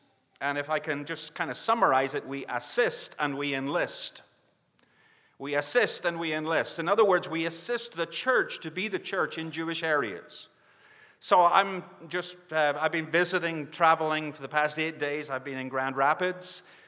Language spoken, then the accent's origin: English; Northern Ireland, United Kingdom; now in Northwest Arkansas, United States; I'm from Northwest Arkansas. And that's that is true. But my accent does go back a little further, although it's changing a lot, and you get like the people you're among. And so I'm becoming an American, originally from Northern Ireland